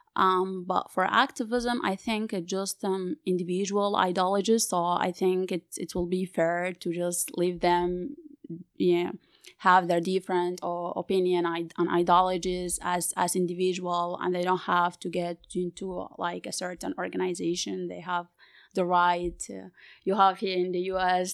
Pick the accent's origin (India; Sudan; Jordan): Sudan; from Sudan